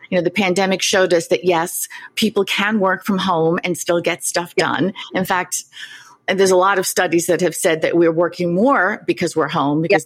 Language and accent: English; New York City, New York, United States; having grown up not far from you in Queens